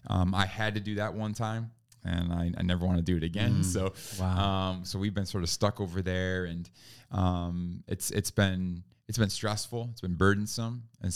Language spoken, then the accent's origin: English; New York, United States; also born or lived in California / North Carolina / Virginia / Florida; Born and raised in New York. That's where I grew up. From there, moved around the country a bit.